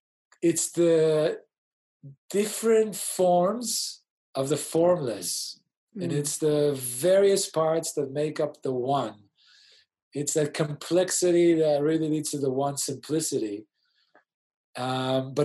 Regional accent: Israel; moved away as an adult; also born or lived in Sydney, Australia / Europe / New York City, United States; now in Australia; I was born in Sydney to Israeli parents in the late 70s

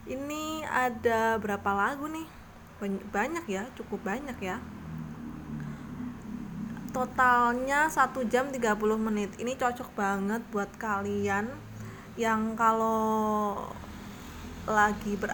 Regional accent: Purworejo, Central Java, Indonesia; kayaknya ini belum dengar di di daerahku di Purworejo sana

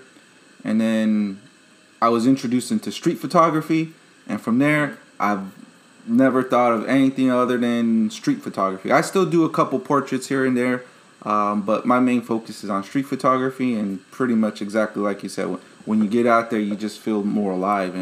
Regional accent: Chicago, Illinois, United States; moved away as an adult; now in Okinawa, Japan; I'm from the city in South Loop, close to downtown

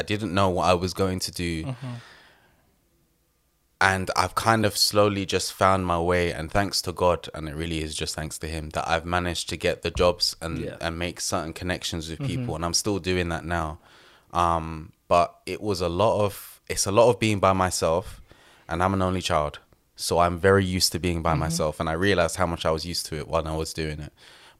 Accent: London, United Kingdom

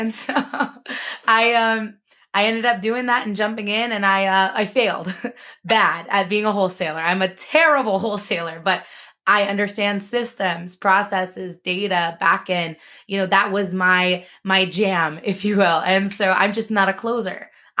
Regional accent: Philippines; I'm like, well, I'm Filipino. This works out.

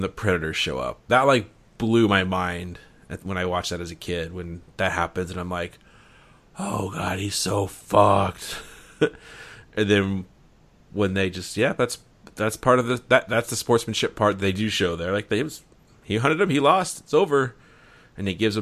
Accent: Canada; I'm from Canada

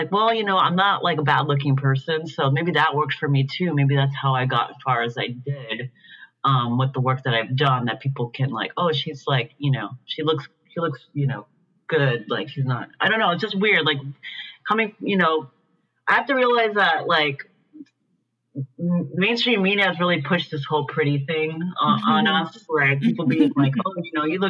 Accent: Puerto Rico; now in San Francisco, United States; I grew up in Puerto Rico. from like basically a middle class background, in a suburb, you know, of San Juan.

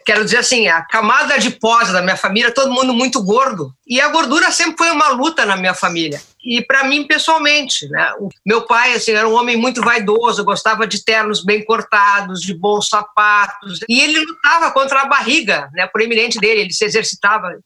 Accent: Porto Alegre, Rio Grande do Sul, Brazil; Nascida e criada no Bonfim

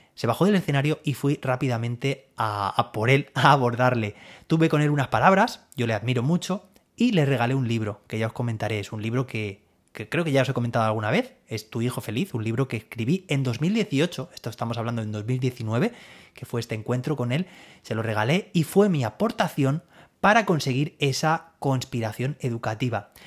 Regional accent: Alicante, Valencian Community, Spain; Yo soy de Alicante

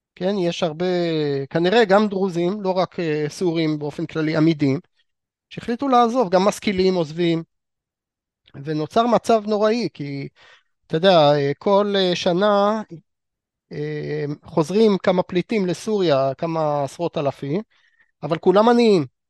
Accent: Israel; אותנו כישראלים

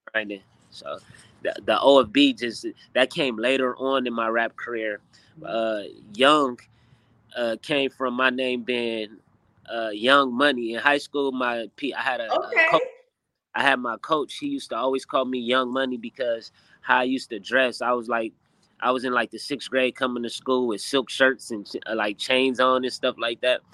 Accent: Inglewood, California, United States; we, from Inglewood, California

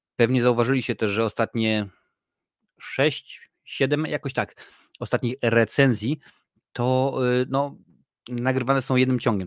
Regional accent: Tarnów, Lesser Poland, Poland; now in Ireland; ja pochodzę z Tarnowa, który jest małym miastem

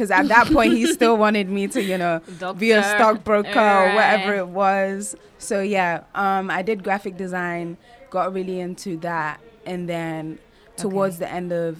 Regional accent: London, United Kingdom; also born or lived in New York, United States / Nigeria; I went to school in Nigeria for a little bit, a few years. And then went to London and started school in London in about year two. Okay. And then from year two to pretty much 18.

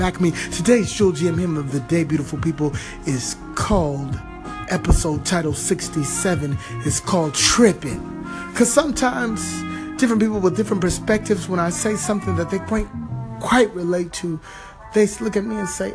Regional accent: California, United States; moved away; outside of my home country in California

